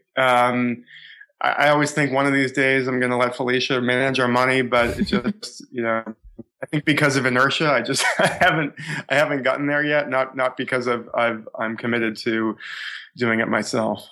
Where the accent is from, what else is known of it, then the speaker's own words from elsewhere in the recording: Boston, Massachusetts, United States; I grew up in in the Boston area, suburban Boston